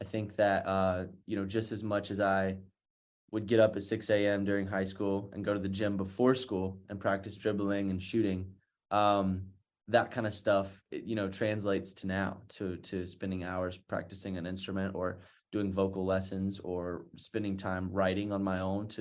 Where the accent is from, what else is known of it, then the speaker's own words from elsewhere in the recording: North Carolina, United States; I'm from North Carolina, so I'm a big Duke fan.